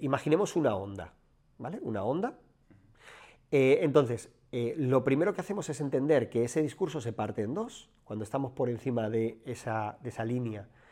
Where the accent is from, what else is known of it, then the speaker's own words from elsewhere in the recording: Madrid, Community of Madrid, Spain; Yo soy un chico de barrio, de, un barrio de Madrid, barrio obrero